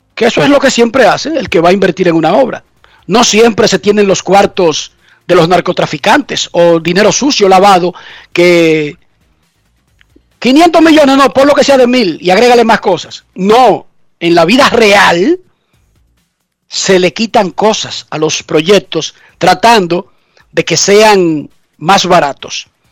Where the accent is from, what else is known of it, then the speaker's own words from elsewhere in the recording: Dominican Republic; en mi país, República Dominicana